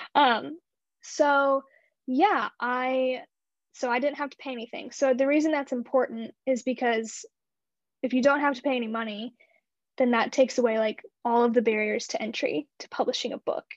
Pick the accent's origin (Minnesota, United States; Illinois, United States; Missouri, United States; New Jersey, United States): Missouri, United States; Imperial; also born or lived in St. Louis, Missouri; I grew up in a super small town outside of St. Louis. It's called Imperial, Missouri